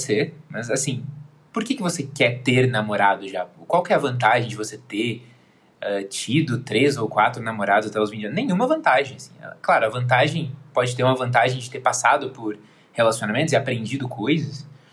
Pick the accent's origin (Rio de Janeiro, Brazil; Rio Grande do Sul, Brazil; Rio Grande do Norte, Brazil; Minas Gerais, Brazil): Rio Grande do Sul, Brazil; Porto Alegre; eu sou aqui de Porto Alegre